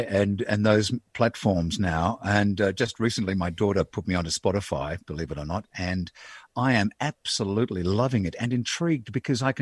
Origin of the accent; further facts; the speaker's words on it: Melbourne, Victoria, Australia; I grew up in East St Kilda. It's uh, it was actually uh, interesting growing up uh, in the when I was born in '51. Mm. Um, so I'm in my 70th year now